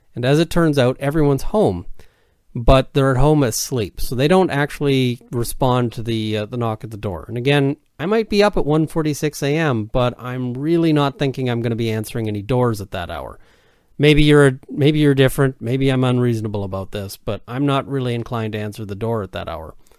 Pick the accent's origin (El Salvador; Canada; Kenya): Canada; I'm a Canadian criminal defense and firearms lawyer